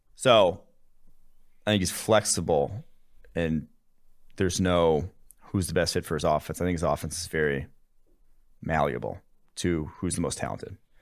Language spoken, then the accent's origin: English; West Allis / Brookfield, Wisconsin, United States; moved away; also born or lived in Illinois; I grew up in West Dallas and then Brookfield for, like, a little bit before I moved to Illinois